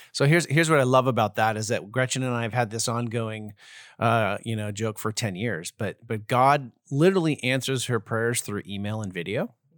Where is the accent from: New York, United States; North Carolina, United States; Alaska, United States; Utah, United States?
Alaska, United States; Anchorage; I'm actually from Anchorage, Alaska